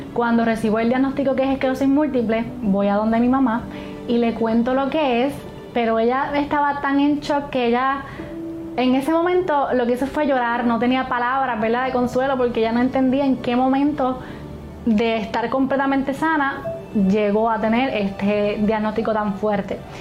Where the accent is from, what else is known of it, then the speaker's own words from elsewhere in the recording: Hormigueros, Puerto Rico; soy de Hormigueros, Puerto Rico